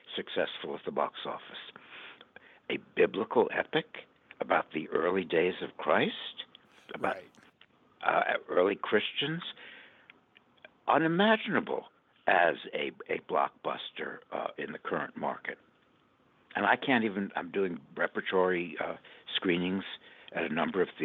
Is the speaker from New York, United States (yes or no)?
no; Los Angeles, California, United States; my hometown of Los Angeles